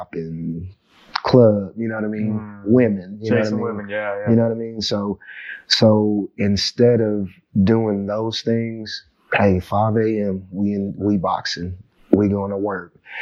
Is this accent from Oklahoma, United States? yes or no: yes; Chickasha, Oklahoma, United States; growing up in Chickasha, Oklahoma